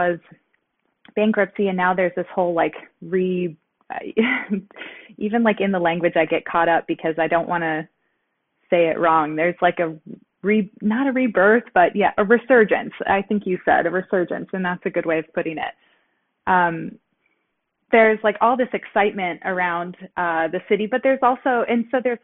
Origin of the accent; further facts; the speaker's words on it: suburbs of Detroit, Michigan, United States; now in Detroit, United States; I am not originally from Detroit. I grew up in the suburbs of the city.